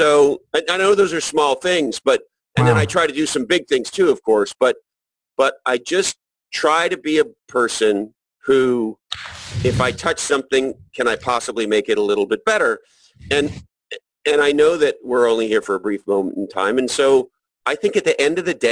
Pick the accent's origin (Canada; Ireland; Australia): Canada; Montreal, Quebec; I grew up in Montreal, Canada, and I went to school in the subway